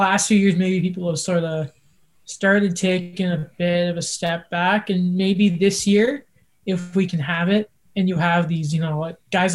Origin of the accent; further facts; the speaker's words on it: Canada; also born or lived in England; growing up in Canada, despite being English